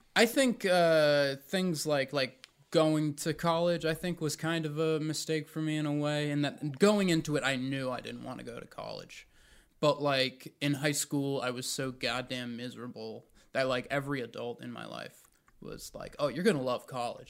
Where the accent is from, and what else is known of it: Raleigh, North Carolina, United States; born or raised there; also born or lived in New Jersey